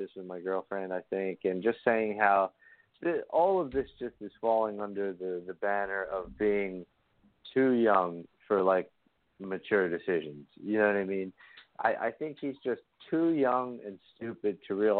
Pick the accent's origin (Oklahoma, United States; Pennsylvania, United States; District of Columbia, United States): Pennsylvania, United States; Bristol; I grew up in Bristolboro, Pennsylvania, in Bucks County, which is like a half an hour north of Philadelphia